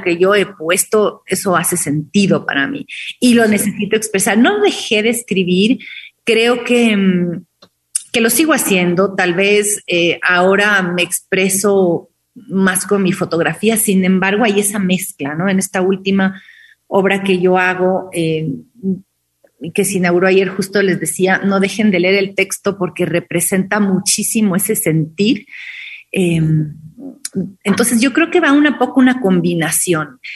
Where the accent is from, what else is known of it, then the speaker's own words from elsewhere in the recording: Quito, Pichincha, Ecuador; yo nací en Quito